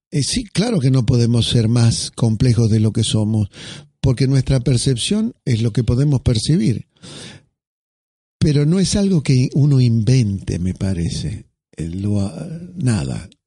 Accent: Argentina; mire, discúlpeme, pero yo soy argentino y esto me hace acordar a un escritor, a Borges.

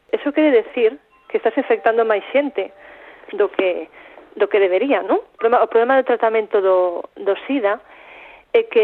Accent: Santiago de Compostela, Galicia, Spain

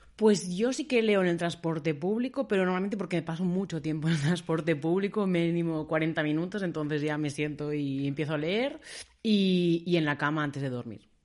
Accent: Barcelona, Catalonia, Spain; now in Berlin, Germany; yo soy de Barcelona

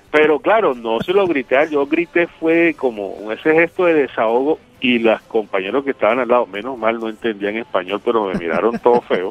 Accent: Caribbean coast, Colombia; un costeño en Rusia

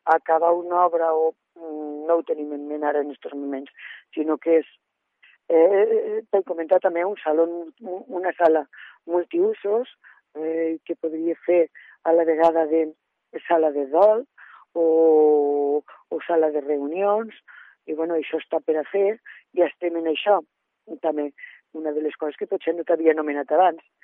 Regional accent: Lledó, Aragon, Spain; jo sóc de Lledó, eh, he viscut eh, tota la vida a Lledó, excepte eh, quan he estat estudiant

